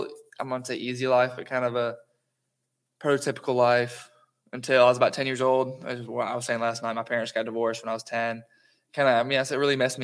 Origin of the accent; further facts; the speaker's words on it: Madison, Georgia, United States; also born or lived in Covington, Georgia; I ended up moving to Madison, which I've called home most of my life. And I think I was around 5 years old